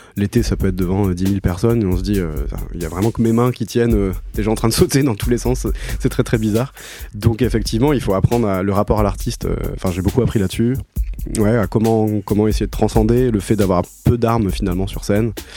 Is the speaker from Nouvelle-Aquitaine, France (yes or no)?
no; Toulouse, Occitania, France; also born or lived in Paris; je viens de, Toulouse à la base. Enfin, je suis né à Paris, mais j'ai toujours vécu à Toulouse